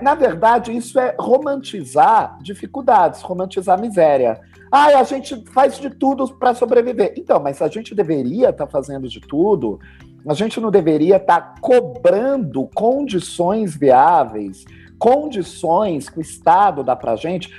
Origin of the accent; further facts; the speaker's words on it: Brazil; nós brasileiros